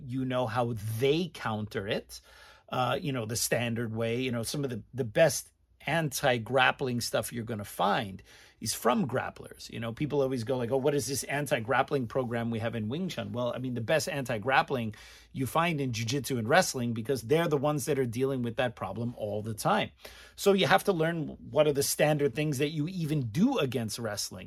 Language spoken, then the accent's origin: English; United States; as an American